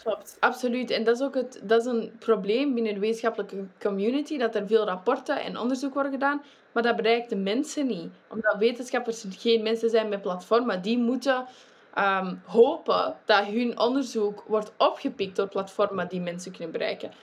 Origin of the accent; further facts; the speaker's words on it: Flanders, Belgium; in België, ik ben een Vlaming